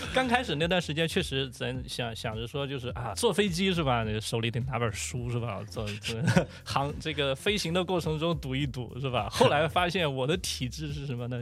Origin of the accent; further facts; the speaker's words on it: Shandong, China; moved away as an adult; 山东潍坊，山东我的老家